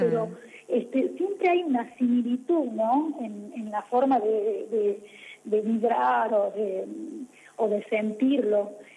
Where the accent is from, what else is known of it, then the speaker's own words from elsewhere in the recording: La Rioja, Argentina; la música folclórica nuestra, la música riojana. Entonces, eso, digamos, no es, me empezó a atrapar el, el, ritmo propio de nuestra, de mi provincia, de, de mi tierra